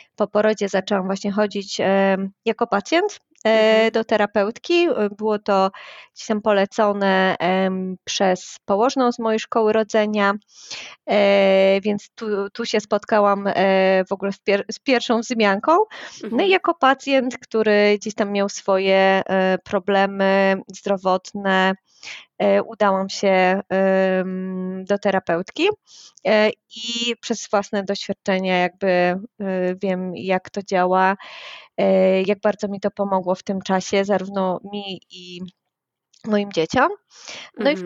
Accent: Wrocław, Lower Silesian Voivodeship, Poland; Jestem z Wrocławia

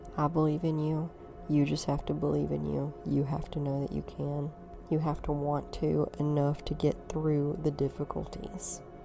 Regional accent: North Alabama, United States; I was born and raised in the Bible Belt, North Alabama

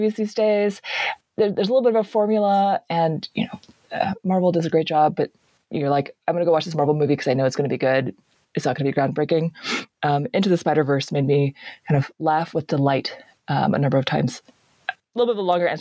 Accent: Bay Area, California, United States; I grew up in the Bay Area

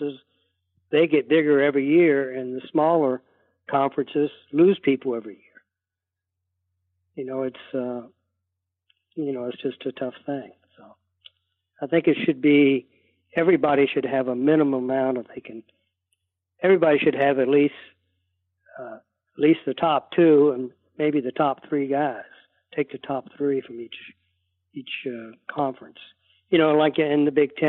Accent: Norfolk, Virginia, United States; moved away as an adult; I grew up in Norfolk

